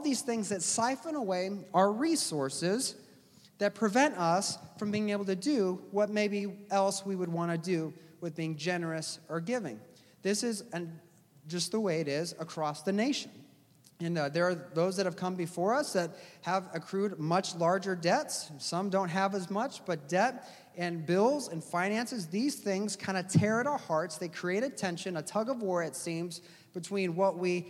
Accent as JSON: {"language": "English", "country": "United States"}